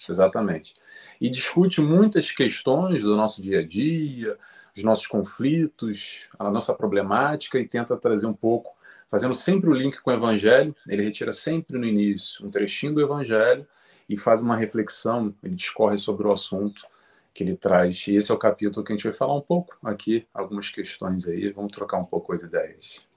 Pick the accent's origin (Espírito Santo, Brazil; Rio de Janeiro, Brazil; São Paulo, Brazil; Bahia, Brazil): Rio de Janeiro, Brazil; nasci no Rio de Janeiro, Brasil